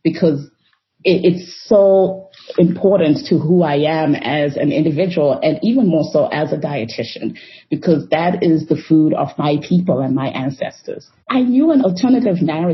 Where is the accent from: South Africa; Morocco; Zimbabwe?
Zimbabwe; Harare; moved away as an adult; also born or lived in Chihota, Zimbabwe; now in United States; I am from Harare, Zimbabwe. My family is in Harare.